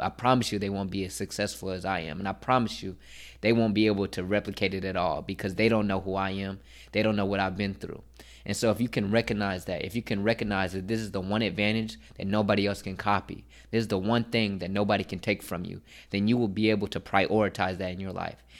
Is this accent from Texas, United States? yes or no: yes; Dallas, Texas, United States; moved away as an adult; now in Philadelphia, United States; I'm from Dallas, Texas, and I go to Philadelphia